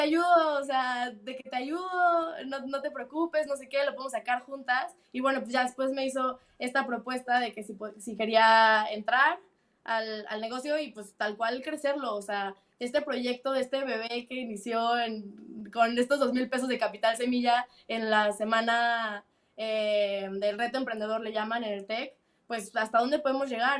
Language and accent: Spanish; Mexico City, Mexico; moved away as an adult; now in United Kingdom; soy chilanga